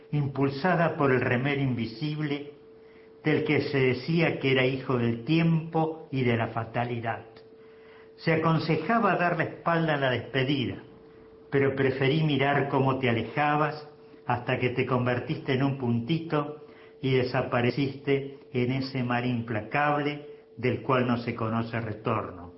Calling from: Rosario, Santa Fe, Argentina; Buenos días … de Rosario.

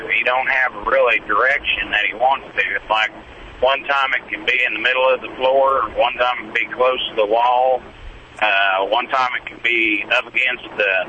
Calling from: Needles, California, United States; Yeah, right now, I'm going through Needles, California.

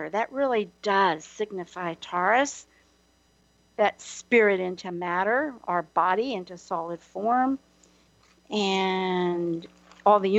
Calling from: Hawaii, United States; I'm calling from Hawaii momentarily

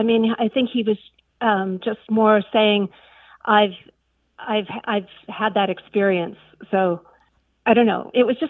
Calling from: Santa Cruz, California, United States; I'm calling from Santa Cruz, California

